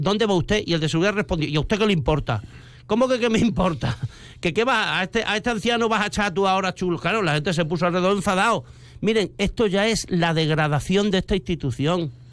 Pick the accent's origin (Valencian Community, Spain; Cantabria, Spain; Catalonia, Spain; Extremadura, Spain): Extremadura, Spain; Mérida; somos el sentir de Mérida, yo soy de barriada